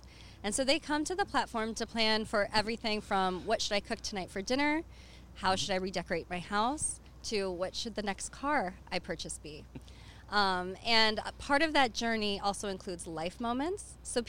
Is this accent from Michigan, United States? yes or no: yes; Detroit, Michigan, United States; also born or lived in Florida; I grew up in Metro Detroit, so always surrounded by the industry